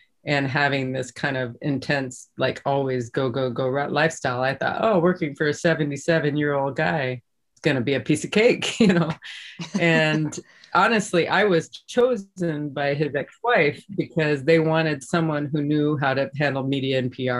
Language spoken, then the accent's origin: English; South Dakota, United States; my life growing up in South Dakota